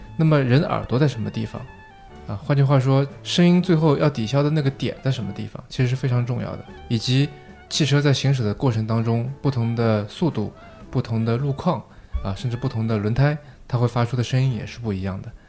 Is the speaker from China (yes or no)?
yes; China; 我们中国人